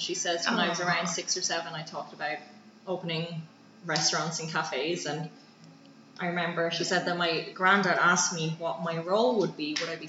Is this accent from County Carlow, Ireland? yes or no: no; County Dublin, Ireland; moved away as an adult; now in Vienna, Austria; From Ireland, from the Dublin countryside.